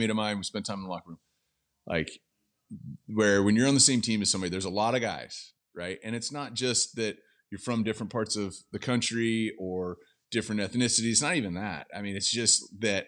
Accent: California, United States; I'm from California.

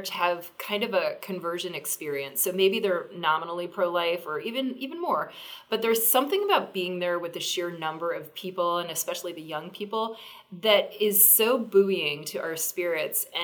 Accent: Virginia, United States; my home state of Virginia

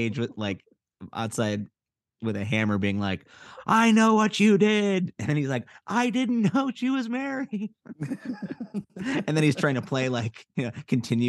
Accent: Evanston, Illinois, United States; now in Los Angeles, United States; my hometown of Evanston, Illinois

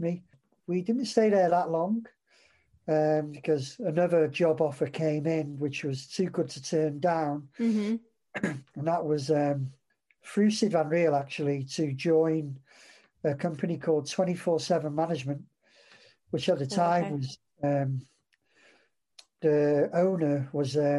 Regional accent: Welsh, Wales, United Kingdom; I'm Welsh as well

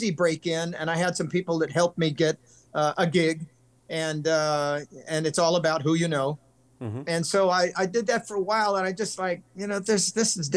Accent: California, United States; moved away as an adult; also born or lived in Los Angeles / Nevada; now in Tennessee, United States; born in Los Angeles, of course, but I'm not really big city. I was raised on a farm in California

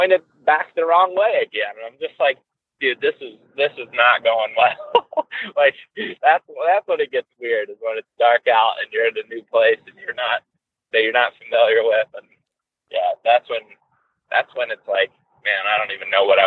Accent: Western Ohio, United States; now in Colorado, United States; I grew up in Western Ohio, where I'm headed right now

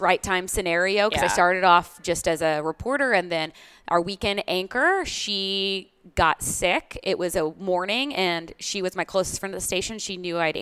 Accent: Grand Prairie, Texas, United States; moved away as an adult; also born or lived in New York City / Los Angeles; now in Lexington, United States; I'm from Texas, Grand Prairie, Texas. It's in the Dallas area.

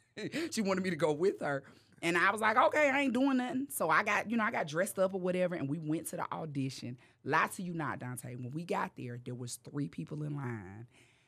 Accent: North Carolina, United States; moved away as an adult; now in Los Angeles, United States; when I moved to L.A., I was smoking cigarettes, right? I was just so nervous. My nerves was bad. I moved from North Carolina, and I'm out here. I don't know nobody.

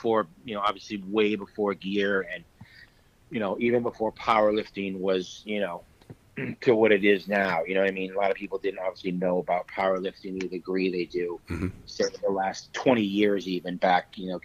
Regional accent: Orlando, Florida, United States; he actually lifted in the WPO meet from my hometown, the first one I ever had in Orlando.

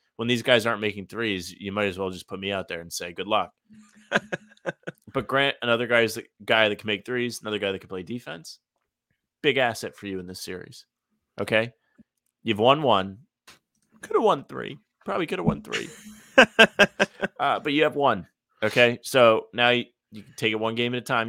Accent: Rhode Island, United States; I'm from Rhode Island

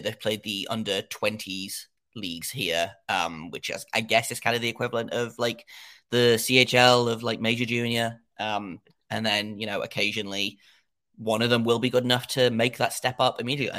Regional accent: England, United Kingdom; I don't know if your listeners can tell from my accent, I am in, uh, England.

